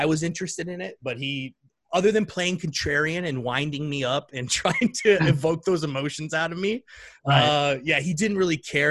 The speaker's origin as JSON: {"language": "English", "town": "St. Petersburg", "region": "Florida", "country": "United States", "tie": "born or raised there", "also_born_or_lived": "England", "said": "I'm from St. Pete, Florida, born and raised for the most part, except those 4 years"}